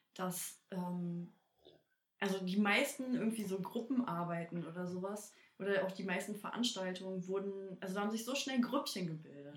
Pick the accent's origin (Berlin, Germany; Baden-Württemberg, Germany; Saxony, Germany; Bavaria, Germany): Berlin, Germany; Ja, aus Berlin.